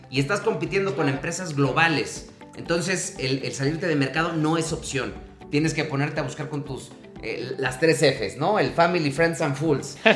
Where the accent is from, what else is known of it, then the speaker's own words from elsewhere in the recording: Mexico; eso como, mexicanos que estamos compitiendo a, los grandes corporativos eh, que son de otros países